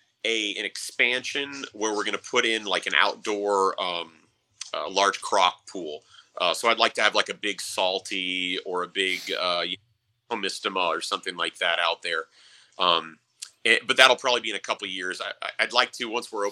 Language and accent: English; Arizona, United States; growing up in Arizona, like I remember as a kid going in the desert for, you know, days.